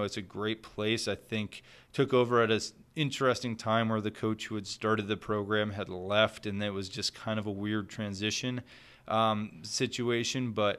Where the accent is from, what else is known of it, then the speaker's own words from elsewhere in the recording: New Hampshire, United States; Yes, yeah, so I grew up in New Hampshire, so I was around the sport quite a bit growing up.